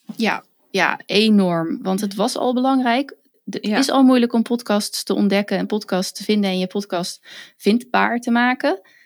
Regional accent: western Netherlands, Netherlands; accent: western / Randstad; ik ben, kom toevallig uit het westen van het land, dus mijn accent tussen aanhalingstekens is niet weer tussen aanhalingstekens storend

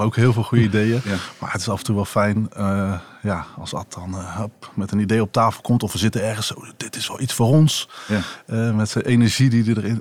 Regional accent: Rotterdam, South Holland, Netherlands; als Rotterdammer

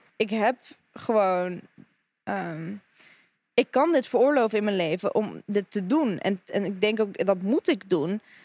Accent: Russia; now in Netherlands; ik ben Russische

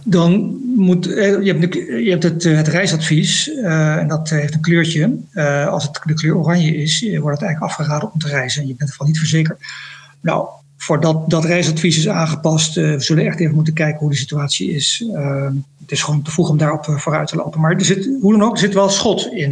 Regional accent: Netherlands; moved away as an adult; also born or lived in Indonesia; now in Jakarta, Indonesia; als Nederlander

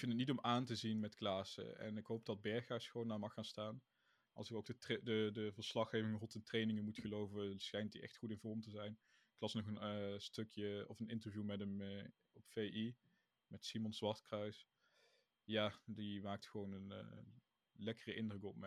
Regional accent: Netherlands; wij uit Nederland komen. Dus misschien is dat ook een beetje het ding. We zijn Nederlanders

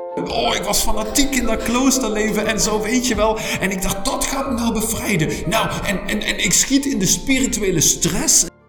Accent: Germany; Dutch is a second language; moved away as an adult; also born or lived in Netherlands; now in Leuven, Belgium; Ik ben oorspronkelijk Duits

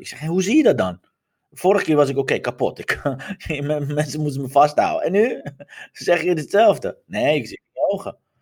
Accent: Iran; now in Netherlands; terug naar mijn geboorteland te gaan

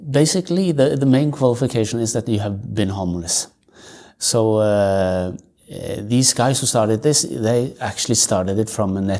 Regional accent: Norway; also born or lived in other countries; I'm I grew up in the Salvation Army. My parents they were officers in the Salvation Army, so I moved around in Norway and other countries also with them

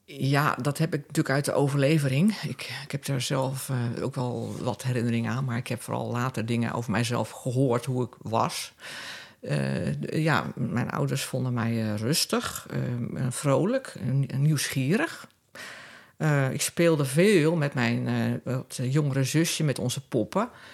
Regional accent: Vlaardingen, South Holland, Netherlands; moved away as an adult; also born or lived in Amsterdam; now in Castricum, Netherlands; ik ben opgegroeid in Rijnmond, in de stad Vlaardingen

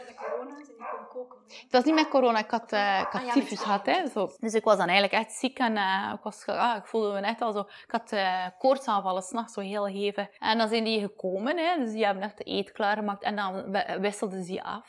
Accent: Belgium; moved away as an adult; now in Mexico; België mijn patria is. Hè mijn vaderland

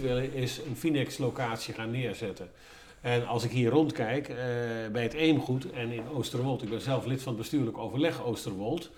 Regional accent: Groningen, Netherlands; now in Lelystad, Netherlands; ik kom zelf uit een dorp, ik ben in Groningen geboren.

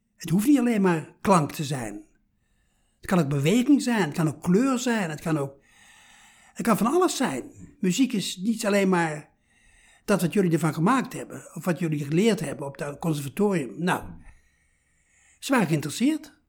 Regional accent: 's-Hertogenbosch, North Brabant, Netherlands; Ik ben opgegroeid in Zettogenbos

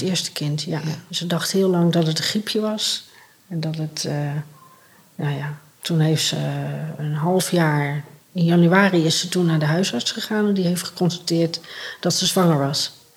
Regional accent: North Brabant, Netherlands; also born or lived in Rotterdam; ik ben opgegroeid in Brabant in een warm, gezellig gezin

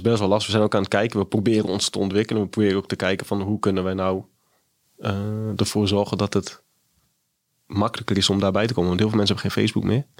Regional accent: Groningen, Netherlands; moved away; also born or lived in Haarlem; Ik kom uit Groningen en woonde uiteindelijk in Haarlem

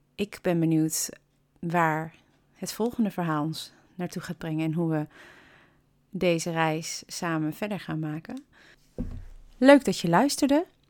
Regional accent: Kampen, Overijssel, Netherlands; kom ik uit Hansestad Kampen

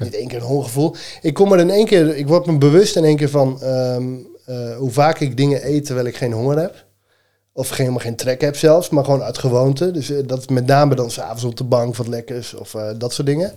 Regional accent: Elburg, Gelderland, Netherlands; ik kom uit Elburg.

